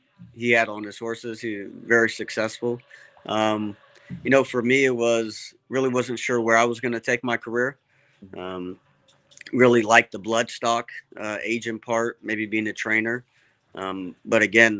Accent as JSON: {"language": "English", "region": "Southern California", "country": "United States", "tie": "born or raised there", "said": "growing up in Southern California, my father having horses there for 35 years"}